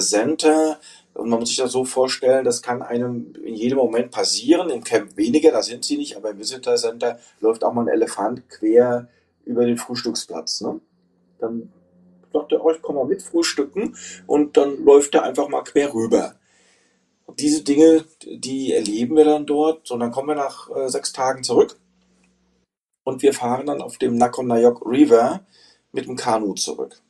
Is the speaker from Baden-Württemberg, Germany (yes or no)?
no; Frankfurt, Hesse, Germany; moved away; Ich bin in Frankfurt, äh, Hessen geboren und äh, in der Peripherie aufgewachsen